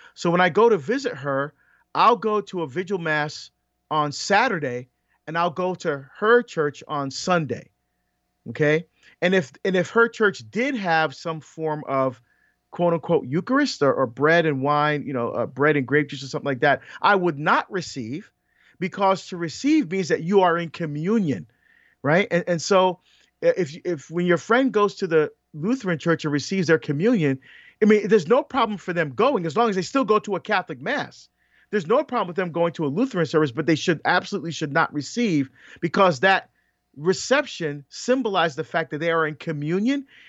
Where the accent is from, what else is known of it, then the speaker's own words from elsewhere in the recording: Barbados; moved away; I was born in Barbados